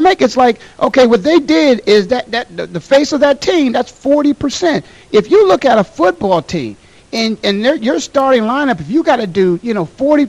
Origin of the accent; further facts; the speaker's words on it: Canton, Ohio, United States; We're trying to put that together to broadcast live from Canton, Ohio, in the Pro Football Hall of Fame, my hometown.